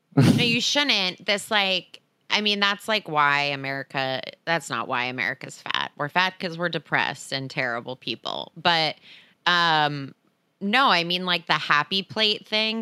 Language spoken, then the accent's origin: English; New Jersey, United States; now in Los Angeles, United States; growing up in New Jersey